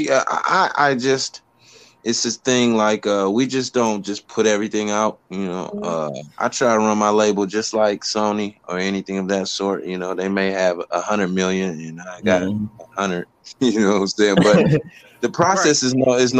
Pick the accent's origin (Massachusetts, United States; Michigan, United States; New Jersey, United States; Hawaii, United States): Michigan, United States; Detroit; I'm from Motown.